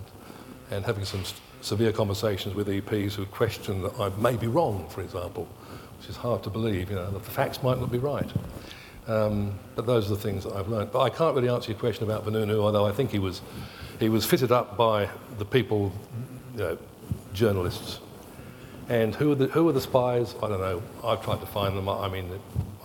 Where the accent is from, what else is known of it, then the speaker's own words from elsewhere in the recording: England, United Kingdom; moved away as an adult; now in Australia; I was born in England and I worked in England for a long time, and I grew up in the 60s and the 70s in England.